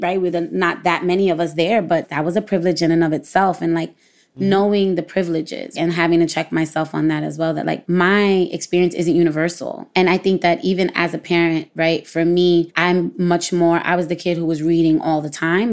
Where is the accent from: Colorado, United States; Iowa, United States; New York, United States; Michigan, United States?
New York, United States; New York City